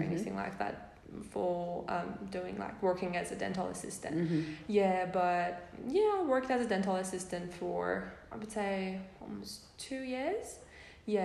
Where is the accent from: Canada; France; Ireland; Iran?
Iran; first language Persian; English is a second language; moved away as an adult; now in Toowoomba, Australia; my home country, Iran.